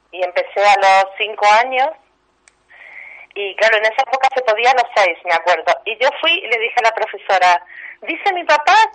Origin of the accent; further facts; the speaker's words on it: Argentina; Soy argentina, pero mis abuelos vienen de Odessa, Ucrania.